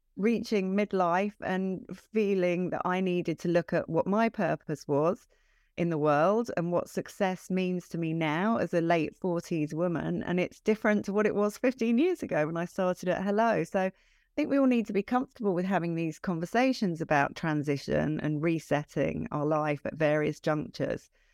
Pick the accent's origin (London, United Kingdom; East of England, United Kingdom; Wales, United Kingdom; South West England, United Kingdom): London, United Kingdom; moved away as an adult; also born or lived in Brighton; I'm from London originally